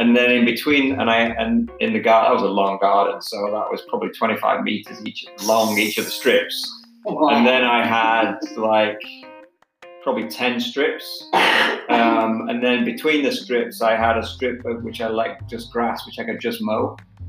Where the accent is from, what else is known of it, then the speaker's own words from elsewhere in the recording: Manchester, North West England, United Kingdom; We had a fairly big garden growing up in Manchester, and I always had my own little side of garden.